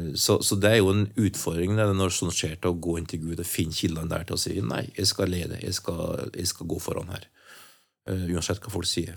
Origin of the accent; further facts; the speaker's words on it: Trøndelag, Norway; jeg er en trønder og er 60